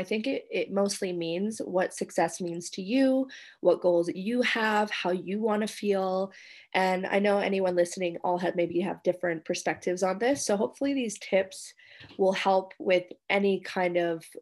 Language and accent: English; Canada; now in Indonesia